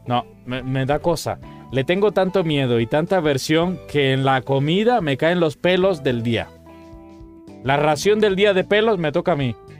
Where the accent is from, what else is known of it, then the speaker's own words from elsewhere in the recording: Cuba; now in Mexico; Cuba, por ejemplo, mi país de origen, eh, porque mexicano soy de corazón, pero vengo de Cuba